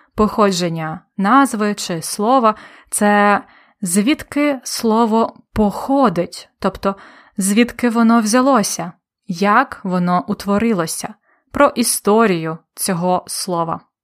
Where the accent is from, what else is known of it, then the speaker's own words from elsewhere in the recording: Polonne, Khmelnytskyi Oblast, Ukraine; моє рідне місто Полонне